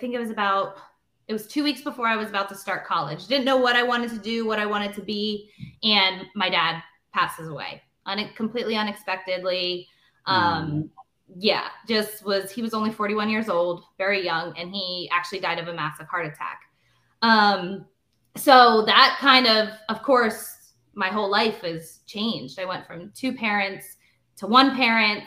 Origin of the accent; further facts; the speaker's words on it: Northeast Pennsylvania, United States; born and raised in Northeast Pennsylvania. Haven't lived anywhere else my entire life